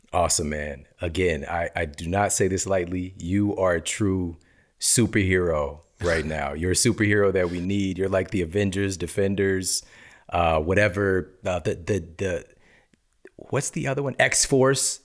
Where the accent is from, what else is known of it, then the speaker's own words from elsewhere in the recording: Ferguson, Missouri, United States; moved away; also born or lived in East St. Louis; I'm from East St. Louis, Missouri, Ferguson, Missouri. And what I came up around, what I saw growing up, the environment that I came from